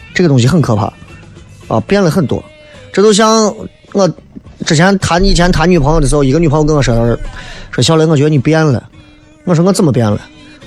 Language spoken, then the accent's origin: Chinese; Xi'an, Shaanxi, China; 你太不了解我们西安人了